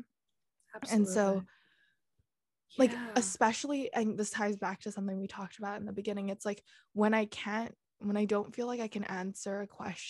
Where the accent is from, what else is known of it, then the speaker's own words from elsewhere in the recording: Singapore; also born or lived in Netherlands / Hong Kong; my passport's there. I've kind of grown up there. But if you look at it, I've spent the least time in Singapore, 3-4 years max. And I spent 6.5 years in the Netherlands and 8 years in Hong Kong.